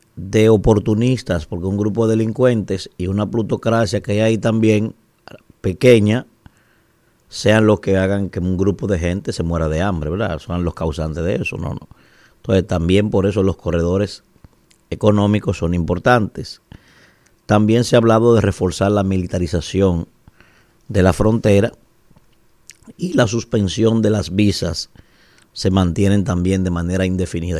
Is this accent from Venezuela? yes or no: no; Dominican Republic; nosotros como dominicanos